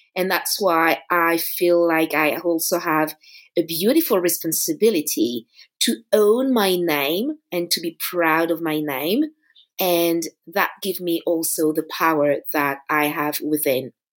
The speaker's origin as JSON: {"language": "English", "town": "Paris", "region": "Île-de-France", "country": "France", "tie": "born or raised there", "said": "it's my hometown. You know, I was born here, I grew up in Paris"}